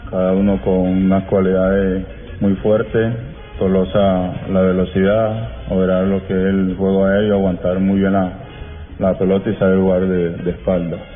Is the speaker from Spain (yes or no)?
no; Barranquilla, Atlántico, Colombia; yo soy de acá, costeño